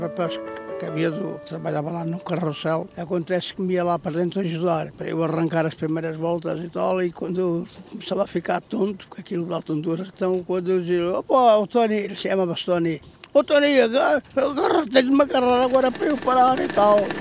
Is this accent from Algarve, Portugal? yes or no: no; Mangualde, Viseu, Portugal; Eu sou natural de Mangualde